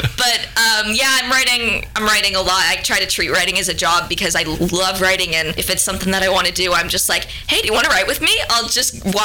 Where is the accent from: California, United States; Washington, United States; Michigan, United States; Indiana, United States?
Washington, United States; Seattle; now in Nashville, United States; I'm originally from Seattle